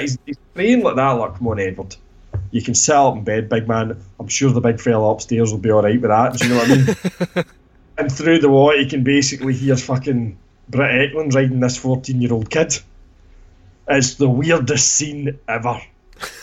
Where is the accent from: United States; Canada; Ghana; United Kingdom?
United Kingdom; Scotland; he used to wind me up about being Scottish